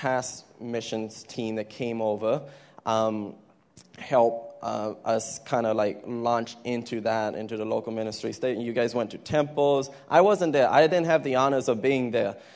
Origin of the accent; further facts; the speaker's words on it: Thailand; I'm from Thailand, and my parents started a ministry about 20 years ago.